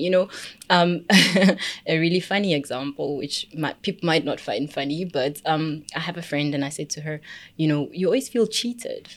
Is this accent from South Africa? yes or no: yes; Pretoria, Gauteng, South Africa; I'm from Pretoria.